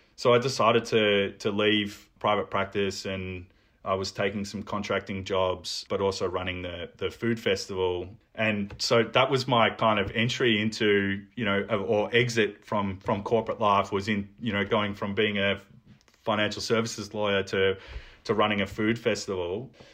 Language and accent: English; Melbourne, Victoria, Australia; I've lived in Melbourne, um, all of my life. I, I grew up in Carlton.